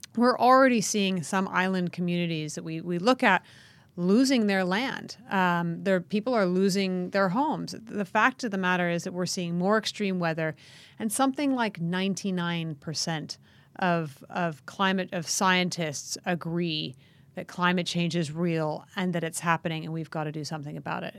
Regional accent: United States; the United States, my home country

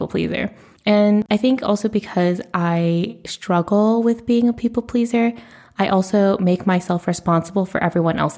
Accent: United States; I am a first generation Asian American in the United States

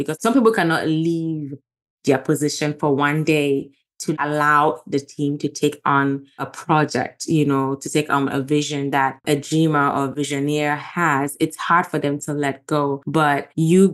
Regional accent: Gambia; moved away; growing up in Gambia, I'm a pastor's daughter

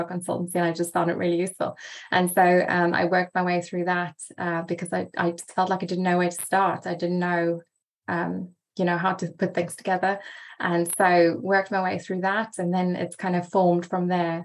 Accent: South Africa; also born or lived in England, near Oxford; now in Oxford, United Kingdom; So I am a South African living in the UK

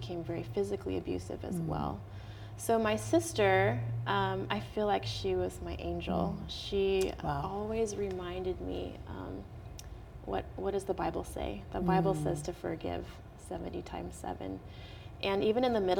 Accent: Portland, Oregon, United States; also born or lived in Dallas, Texas; now in California, United States; I grew up in Portland, Oregon

